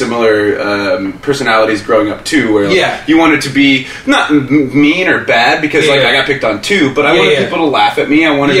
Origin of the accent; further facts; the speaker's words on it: Kansas, United States; that's pretty much where I'm from, but, you know, Kansas, and then I moved to Overland Park.